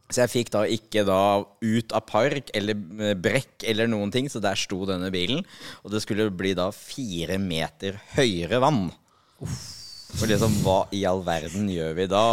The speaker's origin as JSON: {"language": "Norwegian", "town": "Nøtterøy", "region": "Vestfold", "country": "Norway", "tie": "born or raised there", "said": "Jeg er oppvokst på Nøtterøy"}